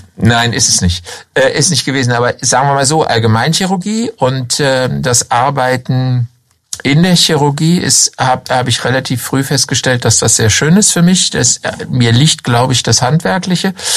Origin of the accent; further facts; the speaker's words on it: Hanover, Lower Saxony, Germany; moved away as an adult; also born or lived in Southern Germany / Lower Franconia; now in Schweinfurt, Germany; wie man an meiner Stimme hört, ähm, bin ich nicht in Unterfranken geboren, sondern in Norddeutschland, in Hannover.